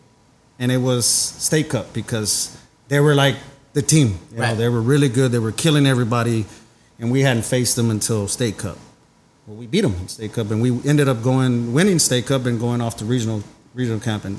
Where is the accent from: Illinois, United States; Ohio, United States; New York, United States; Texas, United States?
Texas, United States; Dallas; I'm from Oak Cliff, so born and raised there